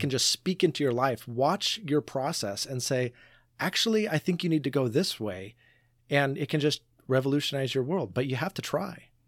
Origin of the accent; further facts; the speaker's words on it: Portland, Oregon, United States; I grew up in Portland